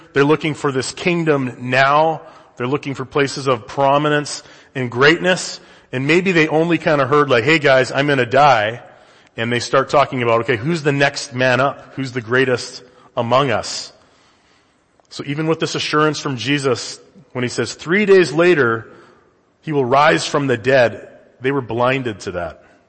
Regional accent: Canada; now in United States; I'm from the Great White North

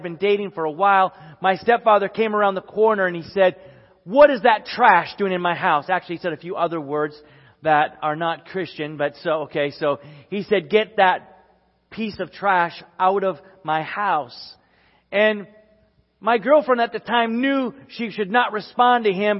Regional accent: Sherburn, Minnesota, United States; growing up in the Midwest and at this time in Sherburn, Minnesota

